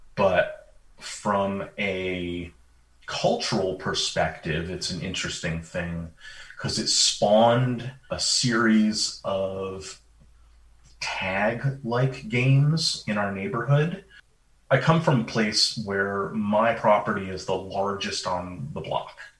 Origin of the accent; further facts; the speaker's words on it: Vermont, United States; moved away; I grew up in Vermont